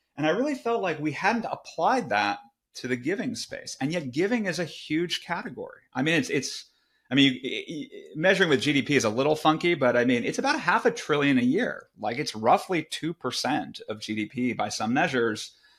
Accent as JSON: {"language": "English", "area": "Silicon Valley", "region": "California", "country": "United States", "tie": "born or raised there", "said": "I grew up in Silicon Valley"}